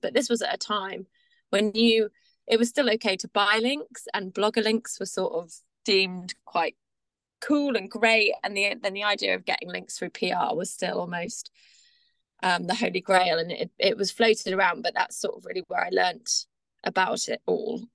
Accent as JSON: {"language": "English", "area": "Devon", "region": "South West England", "country": "United Kingdom", "tie": "born or raised there", "moved": "as an adult", "lives_now": "Brighton, United Kingdom", "said": "I grew up in Devon, small town girl, moved to the big city lights of Brighton"}